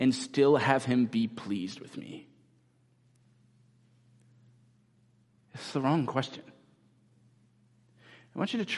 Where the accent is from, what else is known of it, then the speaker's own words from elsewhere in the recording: United States; especially as American Christians